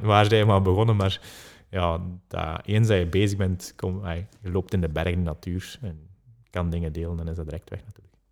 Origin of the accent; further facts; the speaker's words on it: Belgium; we als Belgen